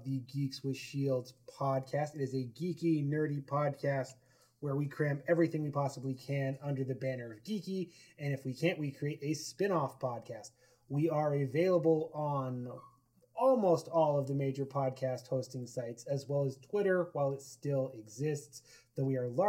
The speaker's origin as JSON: {"language": "English", "region": "Idaho", "country": "United States", "moved": "yes", "said": "I'm originally from Idaho"}